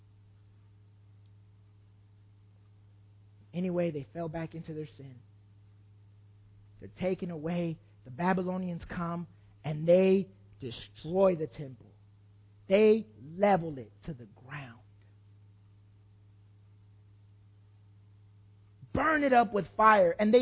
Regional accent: Oakland, California, United States; also born or lived in El Salvador; I'm from Oakland

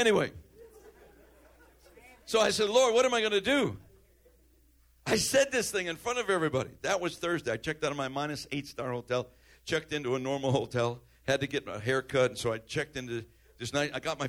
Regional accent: Chicago, Illinois, United States; I'm from Chicago, man, South Side. Same place where our president was raised. Same, almost the same area.

